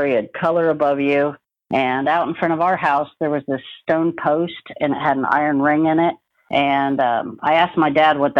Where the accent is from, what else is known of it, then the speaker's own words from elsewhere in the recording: Connecticut, United States; moved away; also born or lived in Kansas; I was born in Kansas, and after first grade, we moved to Connecticut, where I grew up